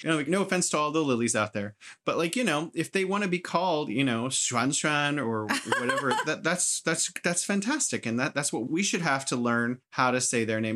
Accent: United States; now in China; I'm American

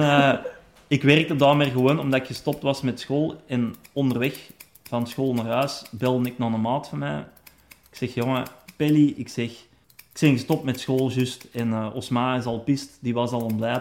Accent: Meer, Flanders, Belgium; also born or lived in Rijkevorsel / Hoogstraten / Zondereigen / Vlimmeren; ik ben in het Fortuin opgegroeid hè, bij onze pa

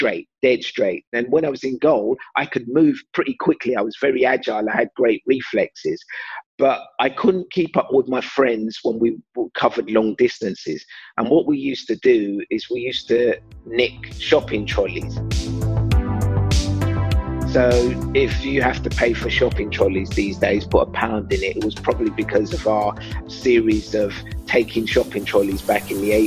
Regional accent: London, United Kingdom; I grew up in East London

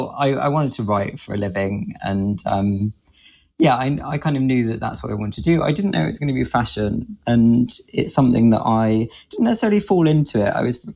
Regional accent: Grimsby, Yorkshire and the Humber, United Kingdom; moved away as an adult; also born or lived in London; now in Tokyo, Japan; So I grew up in Grimsby

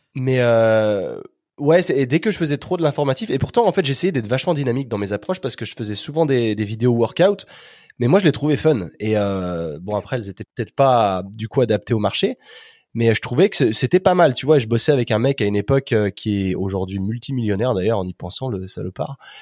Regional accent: Chambéry, Auvergne-Rhône-Alpes, France; moved away as an adult; also born or lived in United States / Australia / England / Spain; now in Chambéry, France; je suis originaire de Chambéry, donc euh, dans les Alpes

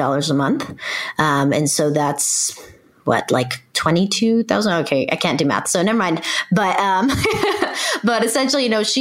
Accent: Irvine, California, United States; I grew up in Orange County, which is in Southern California

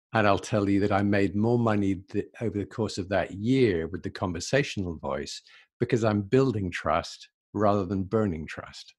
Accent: England, United Kingdom; moved away as an adult; also born or lived in London; now in Canada; So I'm originally from England. I'm in Canada now, but I'm originally from England.

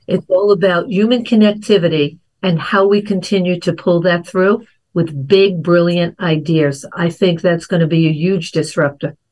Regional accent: New York, United States; growing up in New York

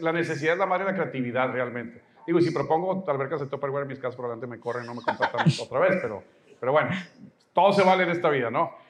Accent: Mexico; soy mexicano, tú también, estamos en México

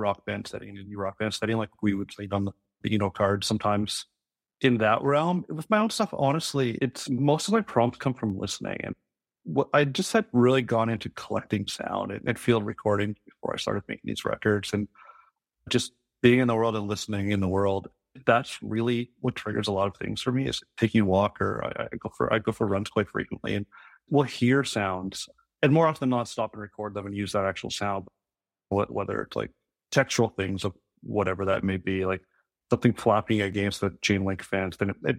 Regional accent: Saskatchewan, Canada; now in Vancouver, Canada; I'm from Saskatchewan, but I live and work in Vancouver.

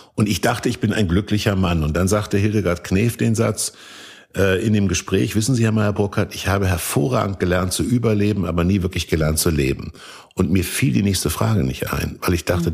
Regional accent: Kassel, Hesse, Germany; da, wo ich aufgewachsen bin, in Kassel

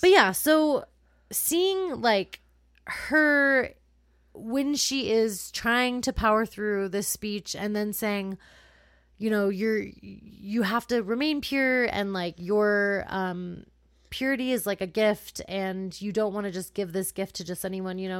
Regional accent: California, United States; I grew up in California

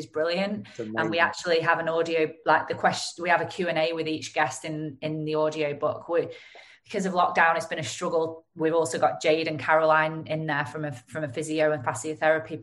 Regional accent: Lancashire, North West England, United Kingdom; accent: Lancashire; my Lancashire accent

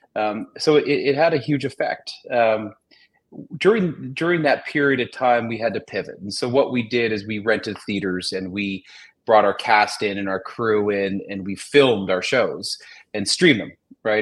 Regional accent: Toronto, Ontario, Canada; we're both from Toronto

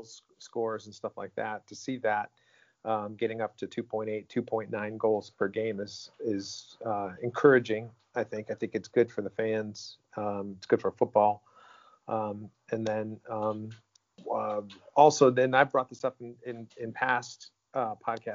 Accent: United States; growing up in the United States

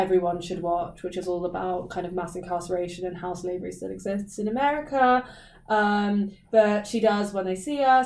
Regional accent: Reading, South East England, United Kingdom; I'm the UK, England, Reading.

